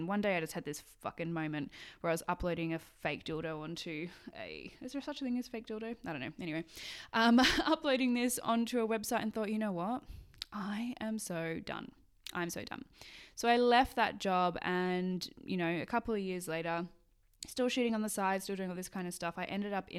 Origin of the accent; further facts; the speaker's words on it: Sydney, New South Wales, Australia; moved away as an adult; now in Edinburgh, United Kingdom; I did it in high school and I grew up in Sydney in Australia. I went to high school in Australia and currently live in Edinburgh.